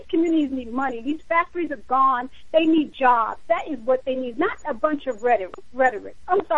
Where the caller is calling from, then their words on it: New Jersey, United States; I'm in New Jersey, and of course, Camden is way, way far from me, but it is in my home state.